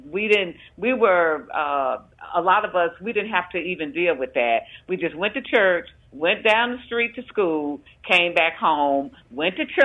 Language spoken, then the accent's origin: English; Jackson, Mississippi, United States; we were like a a, a community that was a, a safe haven. Uh, African Americans lived in one part of West Jackson.